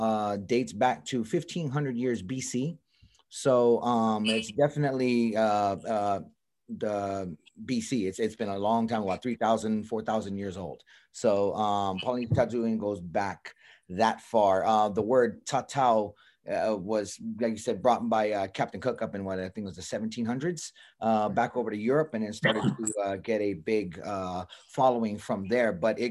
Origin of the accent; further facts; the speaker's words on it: Hawaii, United States; now in Atlanta, United States; Oh, yes. I was born and raised out in Hawaii.